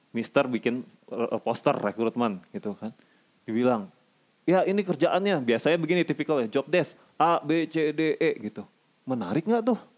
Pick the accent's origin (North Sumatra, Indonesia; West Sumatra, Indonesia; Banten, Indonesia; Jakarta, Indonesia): North Sumatra, Indonesia; Eh maaf saya orang Batak jadi saya berhak ngomong begitu.